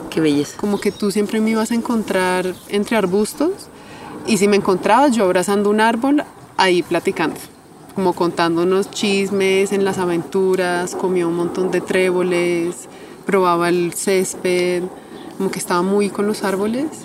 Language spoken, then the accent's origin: Spanish; Bogotá, Colombia; born there; Yo nací en Colombia ya hace 35 años. Nací en Colombia.